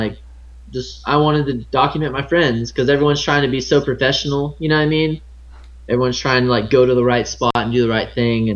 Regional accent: South Texas, United States; now in Austin, United States; I'm from Texas

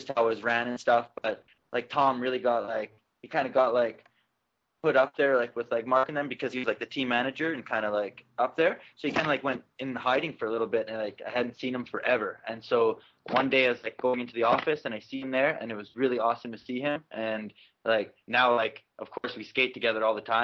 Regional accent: Calgary, Alberta, Canada; a place that I grew up in.

